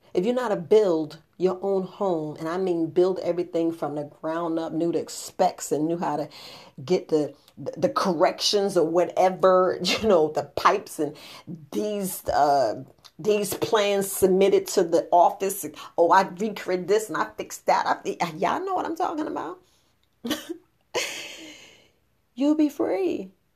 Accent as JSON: {"language": "English", "region": "New York", "country": "United States", "tie": "born or raised there", "said": "growing up in New York"}